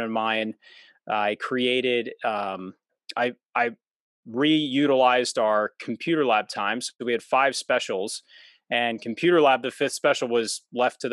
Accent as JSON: {"language": "English", "area": "suburbs of Philadelphia", "region": "Pennsylvania", "country": "United States", "tie": "born or raised there", "said": "I'm from Pennsylvania, so I'm in the suburbs of Philadelphia. And I was born and raised here"}